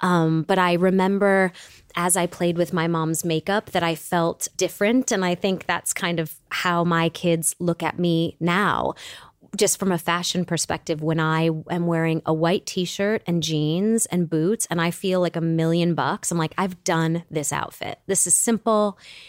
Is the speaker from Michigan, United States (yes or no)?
yes; Michigan, United States; And so when you're growing up in Michigan, the question isn't what college are you going to? The question is, are you going to State or U of M?